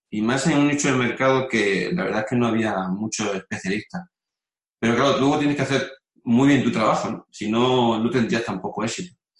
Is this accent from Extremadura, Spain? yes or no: yes; Mérida, Extremadura, Spain; moved away as an adult; now in León, Spain; yo soy de Mérida, y, me vine a vivir a, León pues el 2000, en el 2001.